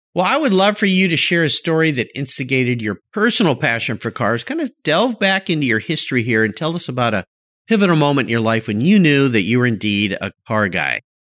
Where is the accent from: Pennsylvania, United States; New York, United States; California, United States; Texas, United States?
California, United States; just north of San Diego, Southern; I grew up in Southern California